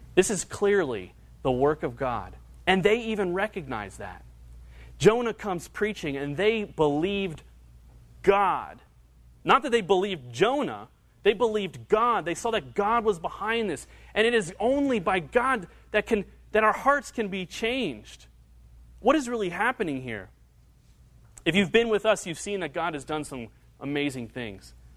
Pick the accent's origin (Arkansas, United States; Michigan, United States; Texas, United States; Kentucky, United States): Kentucky, United States; Northern; I grew up in Northern Kentucky, went to high school in Northern Kentucky